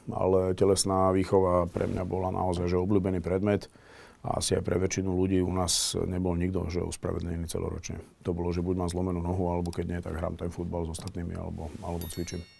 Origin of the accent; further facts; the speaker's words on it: Slovakia; bol som jeden z prvých Erasmus študentov zo Slovenska